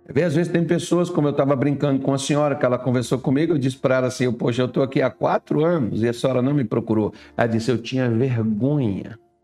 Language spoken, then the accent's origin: Portuguese; Brazil; first language Portuguese; nós somos brasileiros